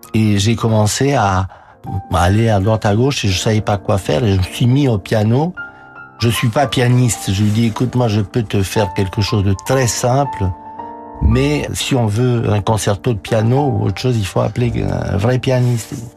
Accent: Romania; moved away as an adult; now in France; ma vie en Roumanie, était un martyr

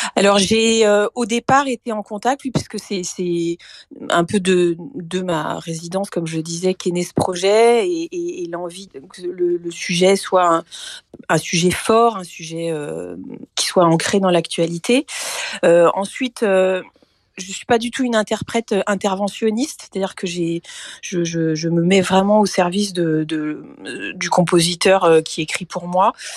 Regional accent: Brittany, France; c'était la Bretagne et que c'est aussi ma ma terre natale

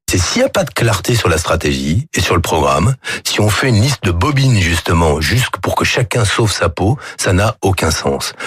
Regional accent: France; en tant que Français

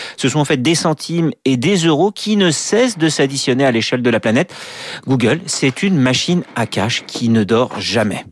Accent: France; chez nous en France

